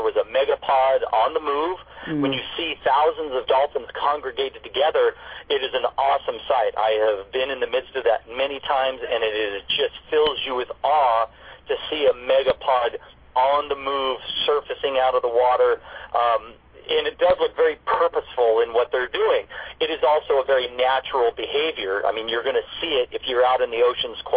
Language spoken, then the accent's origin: English; Newport Beach, California, United States; I grew up here in Newport Beach on the waterfront